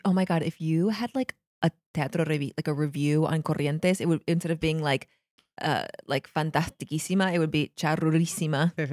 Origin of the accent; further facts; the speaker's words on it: United States; now in Buenos Aires, Argentina; an American who lived not that far from Canada